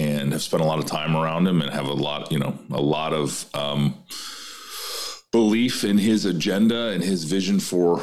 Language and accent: English; Iowa, United States; my home state of Iowa